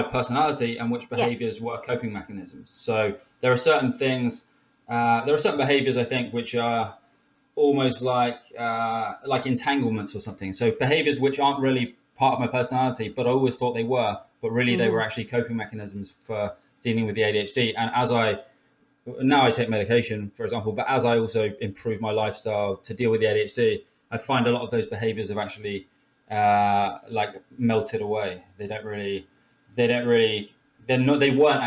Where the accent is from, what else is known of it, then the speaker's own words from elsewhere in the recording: Somerset, South West England, United Kingdom; moved away; I come from Somerset originally